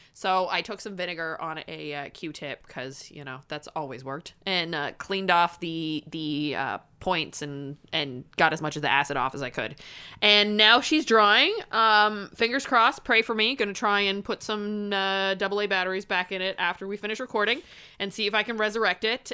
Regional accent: Canada; I'm Canadian

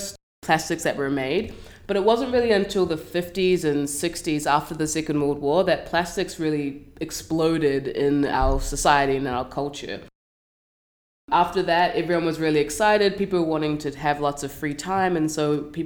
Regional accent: New Zealand; moved away as an adult; now in Vancouver, Canada; So I'm from New Zealand

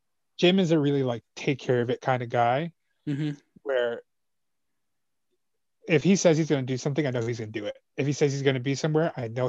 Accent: El Salvador; We're both from El Salvador, so we kind of bonded.

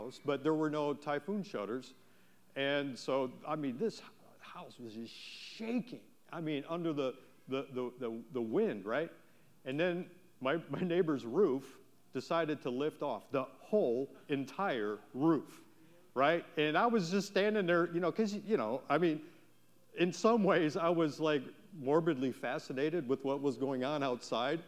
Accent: Wisconsin, United States; moved away; I'm from Wisconsin, right? We have tornadoes

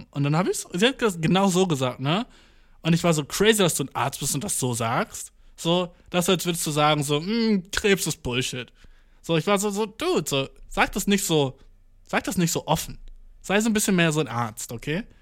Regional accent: Göttingen, Lower Saxony, Germany; Ich bin so, äh, aus Göttingen, aber ich wohne hier.

